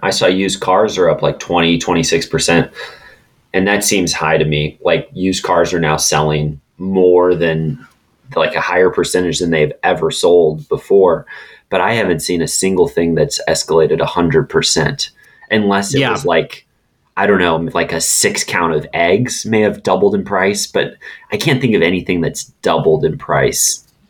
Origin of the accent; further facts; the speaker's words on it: Francis Howell School District, Missouri, United States; I grew up in the Francis Howell School District